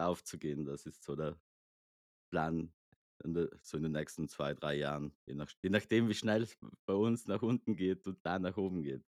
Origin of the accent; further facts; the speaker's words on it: South Tyrol, Trentino-Alto Adige, Italy; ich komme aus Südtirol